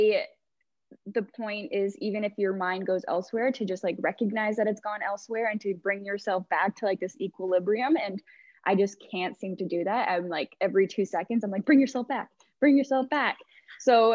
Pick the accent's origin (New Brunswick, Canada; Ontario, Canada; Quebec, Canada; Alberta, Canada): Ontario, Canada; Dundas; also born or lived in Toronto; So I grew up in Dundas, which is just like a suburb of Hamilton. So I've pretty much been here my whole life